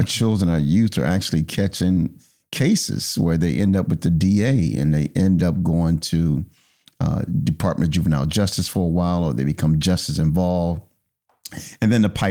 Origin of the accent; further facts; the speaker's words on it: Philadelphia, Pennsylvania, United States; in my neighborhood where I grew up in North Philadelphia